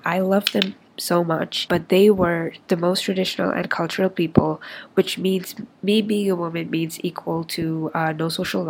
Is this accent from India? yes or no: yes; India; also born or lived in Middle East; I'm 23 years old. I'm Indian. But I didn't grow up there. I spent most of my life in the Middle East, and I've migrated to a lot of different countries